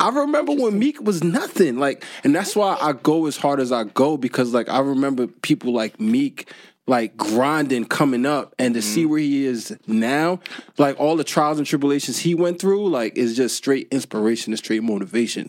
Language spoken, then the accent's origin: English; Newark, New Jersey, United States; also born or lived in Irvington, New Jersey; I was born and raised in the U.S. Like I said, I was born in Newark, Ivy Hill Projects.